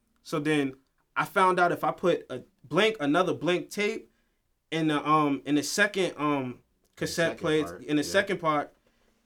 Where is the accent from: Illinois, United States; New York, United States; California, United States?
New York, United States; White Plains; I'm from White Plains, born and raised, South Lexington